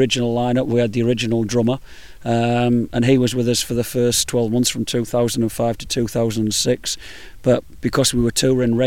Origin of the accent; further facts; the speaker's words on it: Middlesbrough, North East England, United Kingdom; we're from Middlesbrough, which is in the northeast of England, just not far from Newcastle.